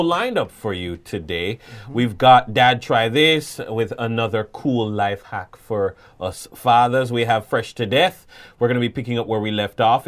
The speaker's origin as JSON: {"language": "English", "country": "Jamaica"}